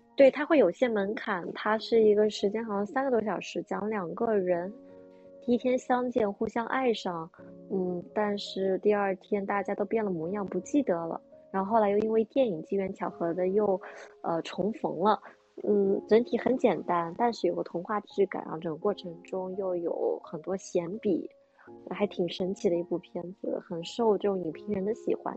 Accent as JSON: {"language": "Chinese", "country": "China", "also_born_or_lived": "New York", "said": "我们中国人"}